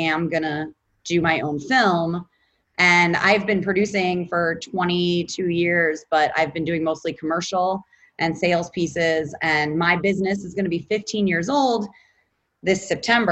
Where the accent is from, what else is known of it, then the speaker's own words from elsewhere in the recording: Cleveland, Ohio, United States; moved away; I am from Cleveland, Ohio, and Chagrin Falls is a suburb of Cleveland